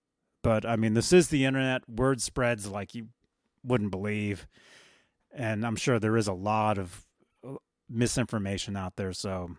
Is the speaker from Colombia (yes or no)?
yes; Colombia; I'm from Colombia.